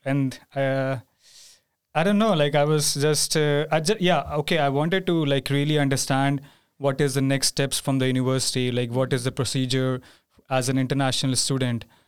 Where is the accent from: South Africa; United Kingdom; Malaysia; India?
India; moved away as an adult; now in Sweden; I'm from India.